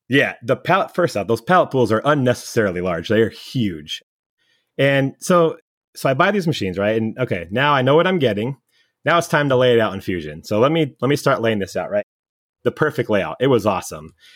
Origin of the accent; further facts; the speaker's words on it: California, United States; I was born and raised in California. I've barely been out of the state.